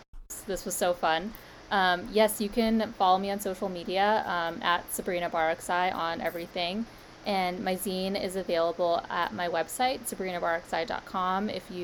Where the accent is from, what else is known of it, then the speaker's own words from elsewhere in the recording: East Coast, United States; now in New York, United States; I was born and raised on the East Coast, so, and I'm currently in New York